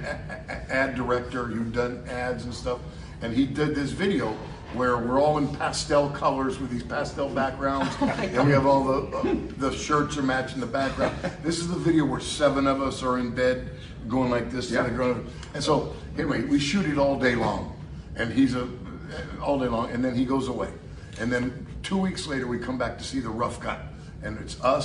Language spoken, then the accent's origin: English; San Francisco, California, United States; we're from San Francisco.